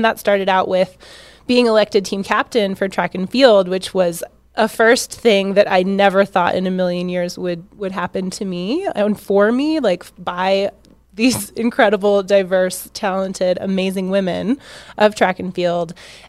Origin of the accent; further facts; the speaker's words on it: Washington, United States; But it was where I grew up in Washington